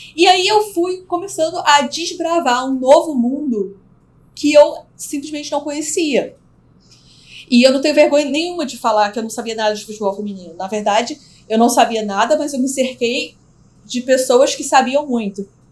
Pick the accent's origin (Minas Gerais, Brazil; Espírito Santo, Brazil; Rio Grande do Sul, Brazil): Espírito Santo, Brazil; não sou carioca, eu sou capixaba.